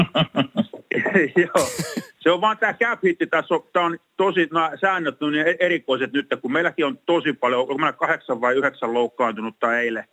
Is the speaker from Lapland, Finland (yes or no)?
no; Tampere, Pirkanmaa, Finland; born or raised there